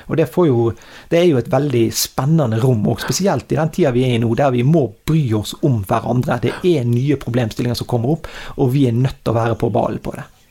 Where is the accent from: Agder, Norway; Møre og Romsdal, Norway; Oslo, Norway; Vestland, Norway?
Vestland, Norway; Strilelandet; jeg kommer ned fra Strilalandet her